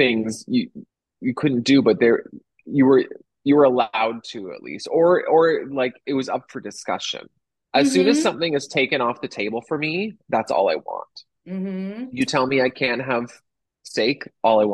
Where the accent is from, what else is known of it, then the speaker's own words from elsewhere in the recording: Toronto, Ontario, Canada; moved away as an adult; also born or lived in Nashville / Los Angeles; now in Chicago, United States; I grew up in Toronto, in a little suburb of Toronto called Etobicoke.